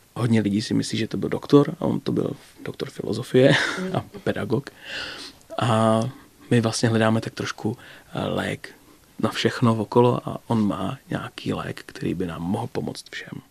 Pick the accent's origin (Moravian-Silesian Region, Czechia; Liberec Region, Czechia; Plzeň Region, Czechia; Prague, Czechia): Moravian-Silesian Region, Czechia; Ostrava; also born or lived in Brno; now in České Budějovice, Czechia; Já jsem Ostravák